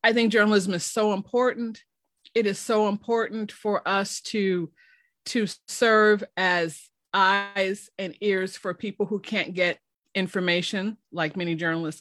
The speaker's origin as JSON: {"language": "English", "town": "Chicago", "region": "Illinois", "country": "United States", "moved": "as an adult", "lives_now": "Oklahoma, United States", "said": "I'm originally from Chicago."}